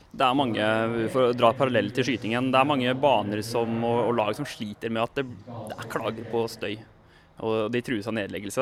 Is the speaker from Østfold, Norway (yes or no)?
yes; Sarpsborg, Østfold, Norway; samme hjemby som meg